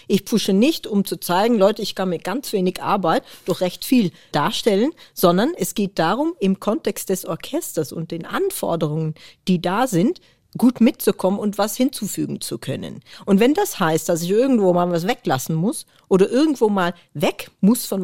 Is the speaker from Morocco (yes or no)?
no; Netherlands; now in Germany; ich bin natürlich aus Holland nach Deutschland gezogen und habe immer wieder ausgerechnet, wie lange bin ich jetzt eigentlich in Deutschland. Und da kommt man irgendwann drauf, dass man länger in Deutschland wohnt, als man in Holland gewohnt hat.